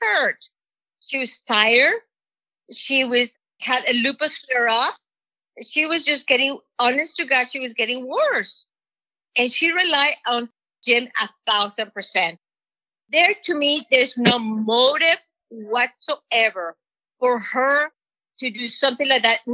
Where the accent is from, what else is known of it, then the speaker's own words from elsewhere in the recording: Mexico; moved away; Jay will make fun of my accent because I'm from Mexico